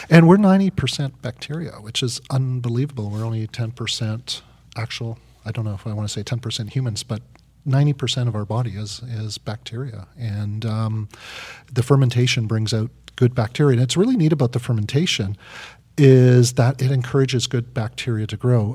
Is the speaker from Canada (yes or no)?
yes; Vancouver, British Columbia, Canada; I'm, I'm up from, I'm down from Canada, but in Vancouver